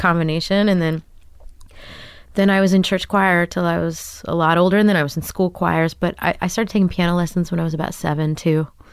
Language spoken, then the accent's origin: English; Grapevine, Texas, United States; moved away as an adult; also born or lived in New York City; now in Brooklyn, United States; I grew up in Da, uh, outside of Dallas, Texas, in Grapevine, Texas.